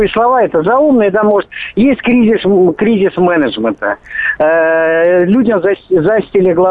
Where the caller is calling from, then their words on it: Moscow, Russia; Здравствуйте, из Москвы.